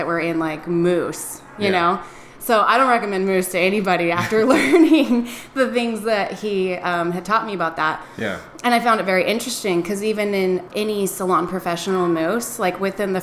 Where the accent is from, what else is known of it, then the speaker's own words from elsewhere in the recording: Wyoming near Jackson Hole, United States; moved away as an adult; also born or lived in Oceanside, California; I was born in Wyoming near Jackson Hole.